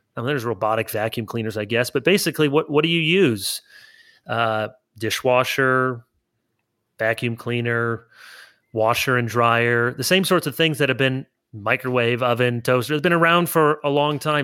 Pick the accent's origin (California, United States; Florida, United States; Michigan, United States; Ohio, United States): Michigan, United States; Grand Rapids; moved away as an adult; also born or lived in South Holland, Illinois / Orange City, Iowa / East Lansing, Michigan; I was born outside of Chicago in South Holland, Illinois, and then I moved to Grand Rapids area when I was a kid